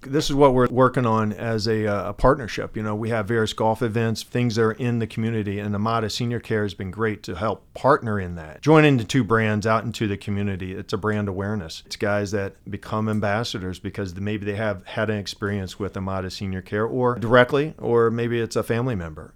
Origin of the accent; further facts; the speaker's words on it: Missouri, United States; I'm from Missouri